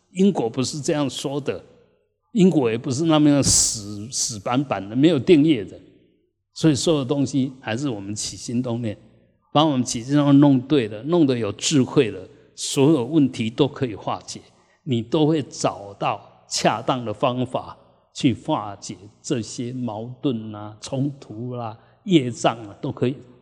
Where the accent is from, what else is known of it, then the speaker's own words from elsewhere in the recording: Taiwan; 我们台湾人